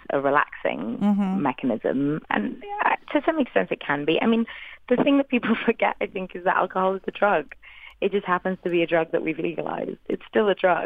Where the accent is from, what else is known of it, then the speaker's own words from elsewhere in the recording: Wales, United Kingdom; first language English; moved away; I'm a Welsh woman